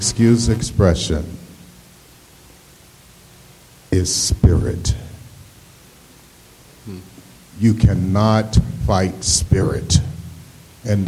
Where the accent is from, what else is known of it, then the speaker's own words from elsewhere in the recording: Asheville, North Carolina, United States; I'm from Asheville, North Carolina